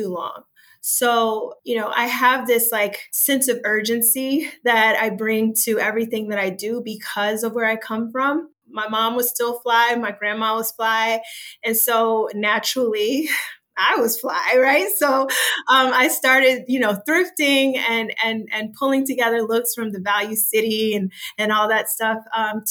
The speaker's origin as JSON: {"language": "English", "town": "Dayton", "region": "Ohio", "country": "United States", "tie": "born or raised there", "moved": "yes", "said": "my hometown of Dayton, Ohio, on the west side"}